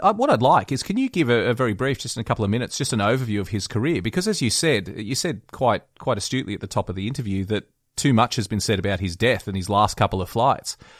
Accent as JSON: {"language": "English", "town": "West Wyalong", "region": "New South Wales", "country": "Australia", "tie": "born or raised there", "said": "growing up in West Wyalong"}